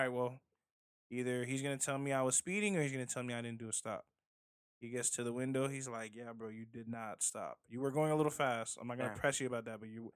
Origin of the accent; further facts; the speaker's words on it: Broward County, Florida, United States; I'm from Broward